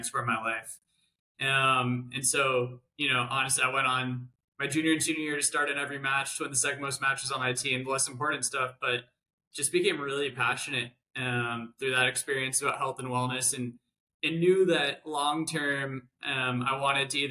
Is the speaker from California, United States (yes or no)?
yes; San Diego, California, United States; moved away as an adult; I grew up in San Diego